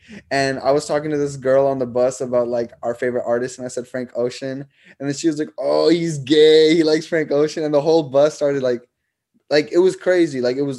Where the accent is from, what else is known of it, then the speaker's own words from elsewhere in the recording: India; also born or lived in Nepal / Germany / Canada; now in United States; I was born in Nepal. I grew up in India. I lived in Germany. Then I grew up as a teenager. Like, most of my teenager years were in Canada.